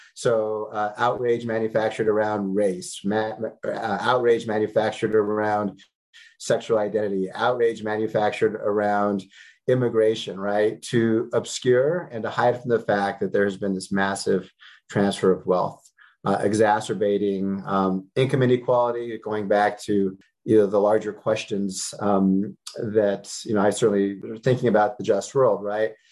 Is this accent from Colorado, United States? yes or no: yes; Denver, Colorado, United States; I was born and raised in Denver